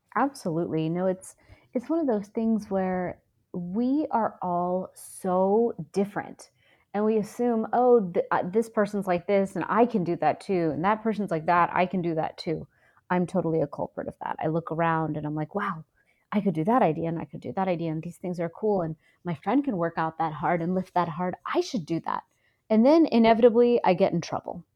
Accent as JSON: {"language": "English", "town": "Houston", "region": "Texas", "country": "United States", "tie": "born or raised there", "also_born_or_lived": "India", "said": "So, I'm from Houston, Texas. I grew up kind of living in two worlds, India and Texas"}